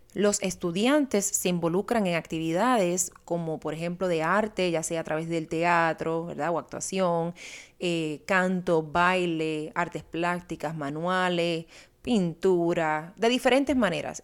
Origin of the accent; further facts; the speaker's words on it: Puerto Rico; para mí, que nací y crecí en Puerto Rico